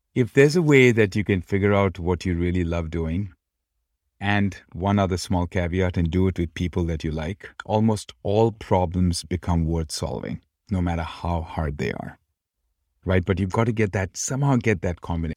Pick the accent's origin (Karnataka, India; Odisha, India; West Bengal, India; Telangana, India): West Bengal, India; Kolkata; moved away as an adult; now in United States; Born and brought up in Calcutta